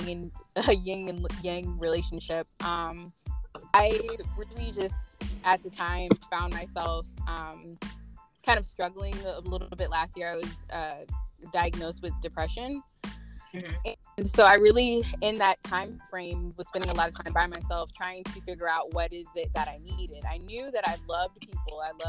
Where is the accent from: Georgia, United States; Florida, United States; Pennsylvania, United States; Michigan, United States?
Florida, United States; Tampa; also born or lived in Tallahassee, Florida; I am originally from Tampa, Florida. Living here between Tampa and Tallahassee for most of my life